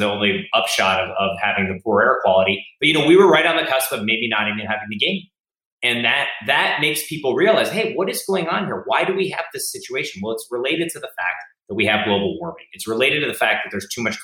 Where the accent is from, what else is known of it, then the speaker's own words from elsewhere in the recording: Cleveland, Ohio, United States; now in Oakland, United States; when I grew up in Cleveland